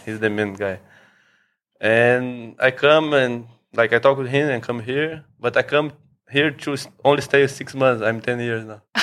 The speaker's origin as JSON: {"language": "English", "region": "São Paulo", "country": "Brazil", "moved": "as an adult", "lives_now": "Phuket, Thailand", "said": "I'm from Brazil, from São Paulo"}